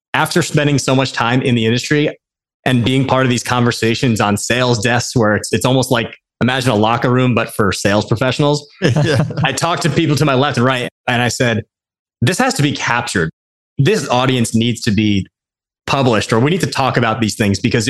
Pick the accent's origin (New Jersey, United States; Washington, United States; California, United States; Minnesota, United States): New Jersey, United States; Westfield; I grew up outside of New York City in a suburb of New Jersey. For anyone that might be familiar, Westfield